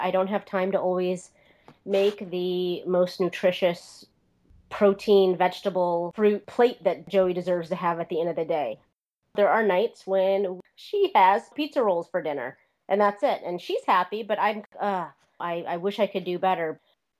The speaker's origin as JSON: {"language": "English", "town": "Omaha", "region": "Nebraska", "country": "United States", "tie": "born or raised there", "moved": "yes", "said": "I am from Omaha, Nebraska"}